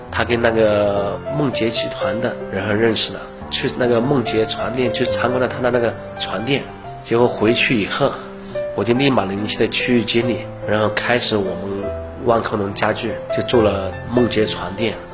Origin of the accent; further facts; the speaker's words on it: Leiyang, Hunan, China; 我是一九七六年出生在湖南省荏原市三都镇的一个村子里面。